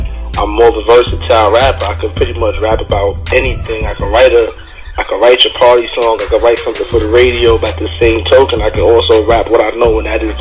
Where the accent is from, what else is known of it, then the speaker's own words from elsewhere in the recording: New York City, New York, United States; also born or lived in Bronx; Growing up in Harlem, like, I live like right around the corner from these dudes called the Teamsters